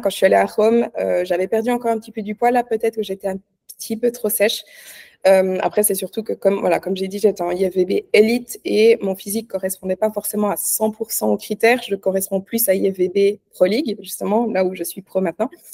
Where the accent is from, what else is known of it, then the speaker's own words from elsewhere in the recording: Switzerland; je suis suisse, hein, pour ceux qui ne savent pas, j'habite en Suisse.